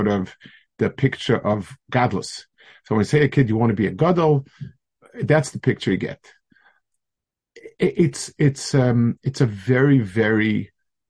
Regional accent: United States; I told them I'm from America.

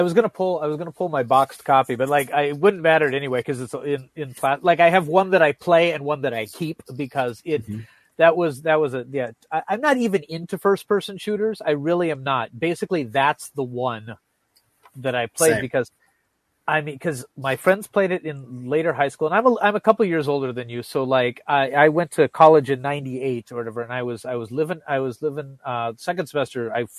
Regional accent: Wisconsin, United States; We're from Wisconsin, so maybe even

